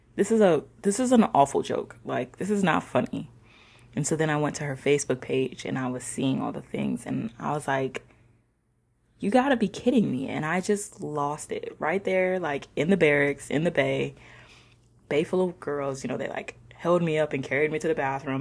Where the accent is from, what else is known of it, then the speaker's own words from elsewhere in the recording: not too far from Chicago, Illinois, United States; moved away; I am from Illinois myself, not too far from Chicago